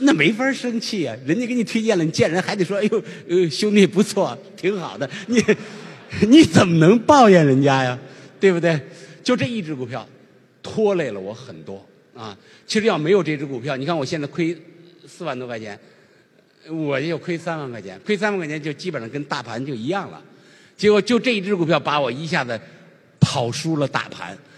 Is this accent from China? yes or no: yes; China; 作为一个中国人